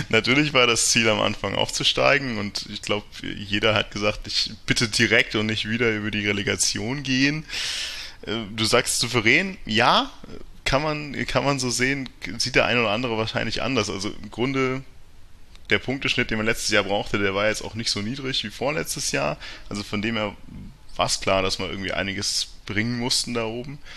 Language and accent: German; Ingolstadt, Bavaria, Germany; also man hört es wohl nicht so, dass ich aus dem Herzen Oberbayerns komme, aber ich komme aus Ingolstadt, bin 30 Jahre alt